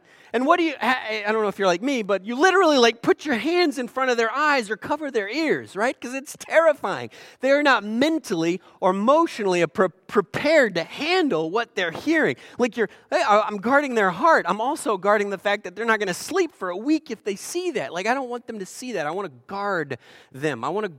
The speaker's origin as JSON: {"language": "English", "town": "Eugene", "region": "Oregon", "country": "United States", "said": "So most of you know I'm from Oregon, Eugene, Oregon, and Oregon, of course, was the end of the Oregon Trail."}